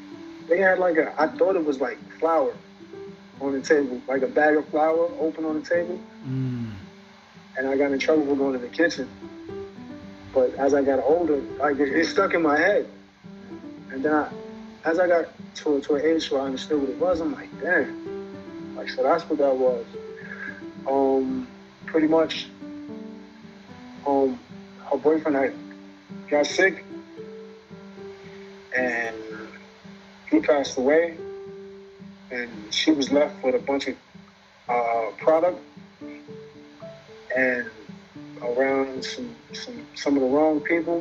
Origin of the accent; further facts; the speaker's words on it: New York City, New York, United States; I was raised in Bed-Stuy, born in St. John's Hospital.